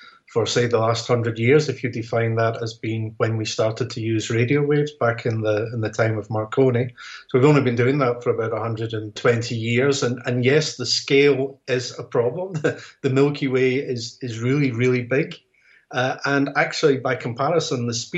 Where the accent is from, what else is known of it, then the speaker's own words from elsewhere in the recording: Scotland, United Kingdom; as a Scotsman